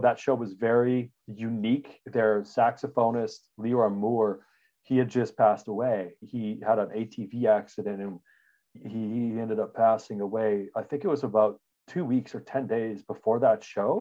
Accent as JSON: {"language": "English", "town": "Regina", "region": "Saskatchewan", "country": "Canada", "tie": "born or raised there", "said": "I'm a Canadian. We grew up in Regina, Saskatchewan"}